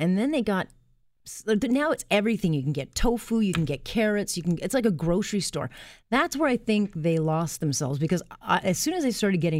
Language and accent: English; Hamilton, Ontario, Canada; I'm from Hamilton.